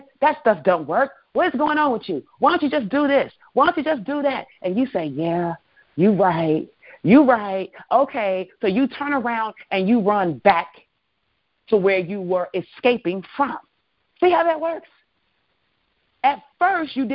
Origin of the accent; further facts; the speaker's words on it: Chicago, Illinois, United States; I'm from Chicago